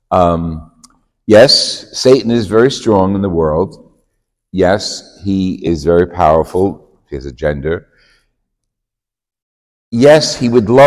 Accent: New Jersey, United States; Jersey, and you know, like like you couldn't tell from my accent.

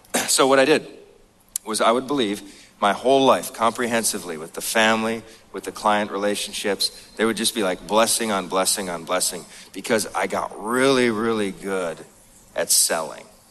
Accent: North Dakota, United States; moved away; I grew up in this mobile home, and I grew up in North Dakota

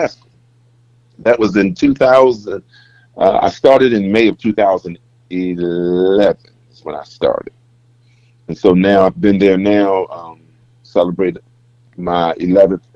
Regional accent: Hampton, Virginia, United States; moved away as an adult; now in Greensboro, United States; I am originally born and raised in Hampton, Virginia. That's where I was born, raised, and educated

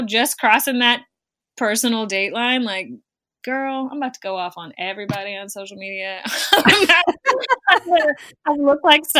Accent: St. Louis, Missouri, United States; being from St. Louis, Missouri, outside of being a Midwestern

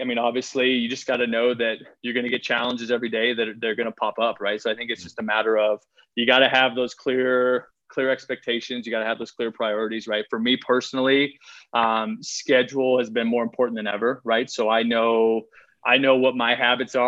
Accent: Iowa, United States; I grew up, I grew up in Iowa

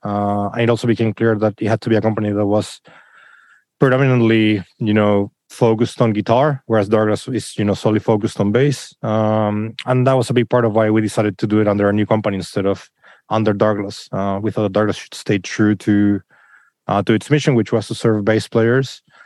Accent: Chile; moved away; in Chile where I come from

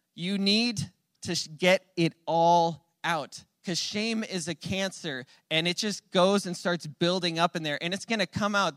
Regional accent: Phoenix, Arizona, United States; moved away; I'm from Phoenix

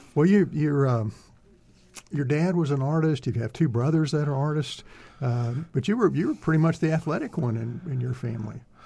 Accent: Greenville, Texas, United States; also born or lived in Austin, Texas; I came from Greenville

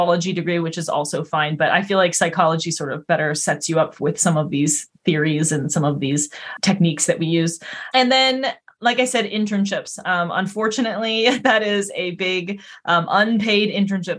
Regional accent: Colorado, United States; moved away as an adult; also born or lived in Vancouver, British Columbia; now in East Coast, United States; I was born in Colorado

